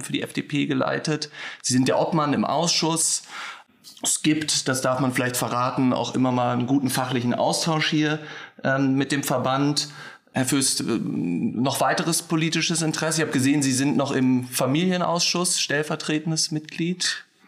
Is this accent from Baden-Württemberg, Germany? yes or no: no; Berlin, Germany; als gebürtiger Berliner